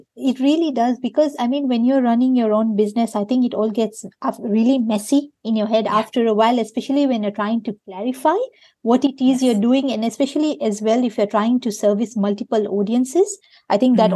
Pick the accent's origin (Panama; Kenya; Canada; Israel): Kenya; moved away as an adult; now in Perth, Australia; I grew up in Kenya